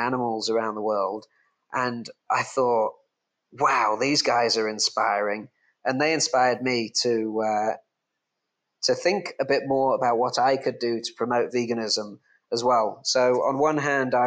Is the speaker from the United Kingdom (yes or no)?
yes; England, United Kingdom; now in Bali, Indonesia; I'm English